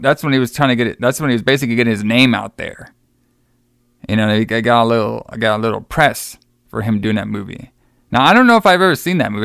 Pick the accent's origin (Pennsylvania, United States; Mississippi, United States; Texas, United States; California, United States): Texas, United States; moved away; my hometown or my homeland of Texas.